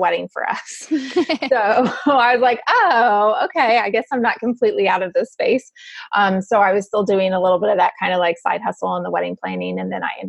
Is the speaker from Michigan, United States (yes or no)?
no; Gainesville, Florida, United States; moved away as an adult; now in St. Augustine, United States; I was born and raised in Gainesville, which is not very far away